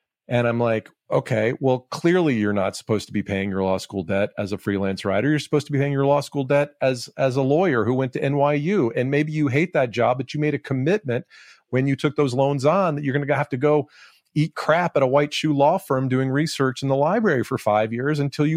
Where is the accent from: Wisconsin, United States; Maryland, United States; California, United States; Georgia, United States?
Georgia, United States; Atlanta; moved away as an adult; also born or lived in New York / Silicon Valley; I'm back in my hometown of Atlanta 20 years later